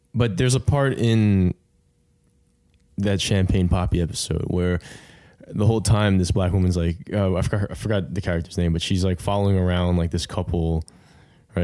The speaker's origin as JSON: {"language": "English", "town": "New York City", "region": "New York", "country": "United States", "tie": "born or raised there", "said": "I'm a, I'm a born and bred New Yorker"}